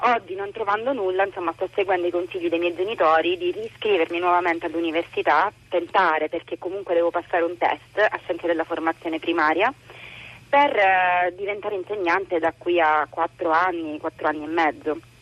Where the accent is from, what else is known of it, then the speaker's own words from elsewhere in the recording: Catania, Sicily, Italy; now in Rome, Italy; Sono di Catania, vivo a Roma